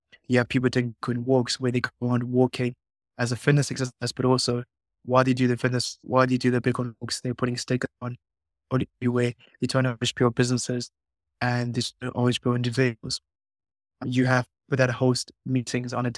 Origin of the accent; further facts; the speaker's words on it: Zimbabwe; I'm actually from Zimbabwe.